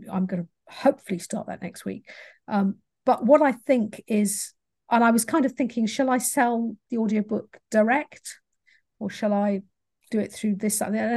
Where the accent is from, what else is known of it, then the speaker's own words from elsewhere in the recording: England, United Kingdom; I'm English